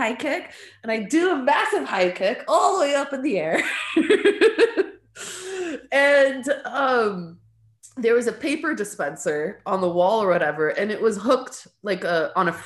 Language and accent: English; Stockton, California, United States; first language English and Arabic; also born or lived in Lebanon; when I came back from Lebanon, she switched me to like four different schools in Stockton